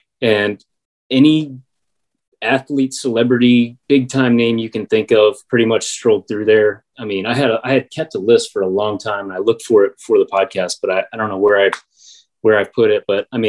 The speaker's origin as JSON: {"language": "English", "region": "District of Columbia", "country": "United States", "tie": "born or raised there", "said": "like my hometown station, 106.7 up in the DC area, and like the Sports Junkies"}